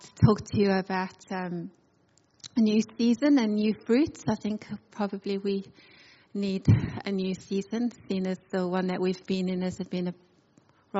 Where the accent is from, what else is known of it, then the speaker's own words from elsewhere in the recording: South Africa; moved away as an adult; now in Adelaide, Australia; I'm originally from South Africa with my family. I came on a one-way ticket.